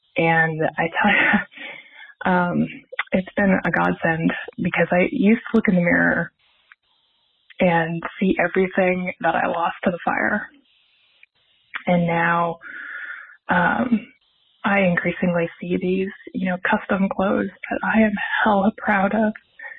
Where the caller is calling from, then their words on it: Missoula, Montana, United States; I'm calling from Missoula, Montana.